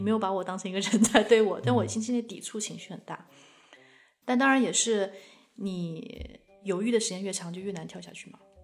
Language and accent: Chinese; China; 我是一个中国人